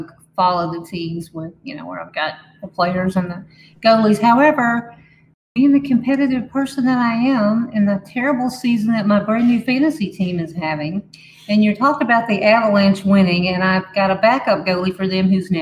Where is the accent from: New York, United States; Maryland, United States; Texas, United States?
Texas, United States; we do live in Texas and I am from Texas.